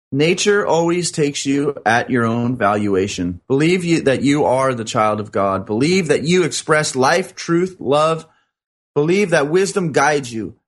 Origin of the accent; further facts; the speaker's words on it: New York, United States; now in Culver City, United States; I was originally from New York.